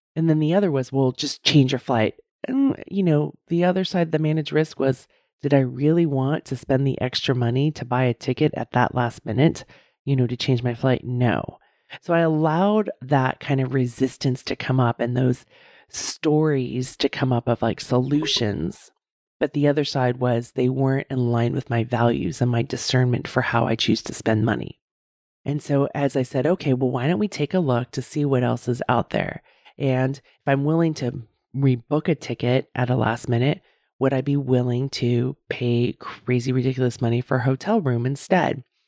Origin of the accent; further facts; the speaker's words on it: United States; how Americans, we just are so into the brand, right?